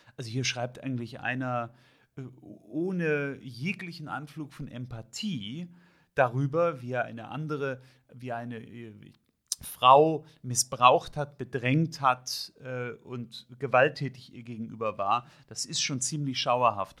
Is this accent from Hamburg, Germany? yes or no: yes; Hamburg, Germany; ich bin aus Hamburg